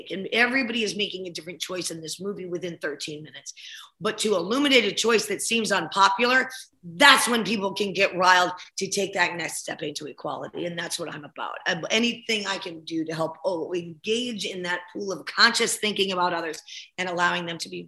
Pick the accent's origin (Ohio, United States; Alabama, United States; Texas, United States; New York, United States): Ohio, United States; also born or lived in New Jersey / Chicago; Well I, well, I grew up in Ohio and New Jersey and Chicago